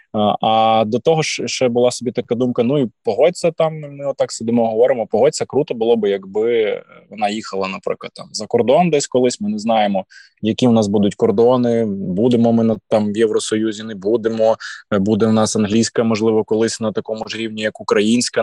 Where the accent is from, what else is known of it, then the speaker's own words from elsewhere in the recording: Volyn Oblast, Ukraine; я з Волині е, регіону досить, скажімо, такого е, толерантного до суржику